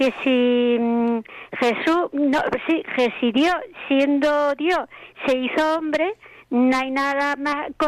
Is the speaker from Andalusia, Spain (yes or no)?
yes; Málaga, Andalusia, Spain; moved away; mi tierra para Málaga